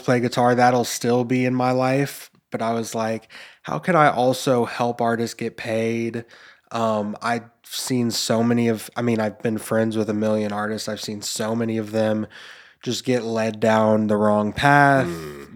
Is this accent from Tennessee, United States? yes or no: yes; Memphis, Tennessee, United States; growing up in Memphis